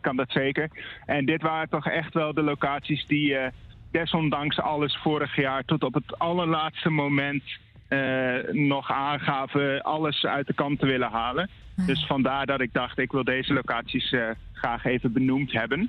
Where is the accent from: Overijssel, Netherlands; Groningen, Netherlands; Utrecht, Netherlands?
Groningen, Netherlands; bij ons in Groningen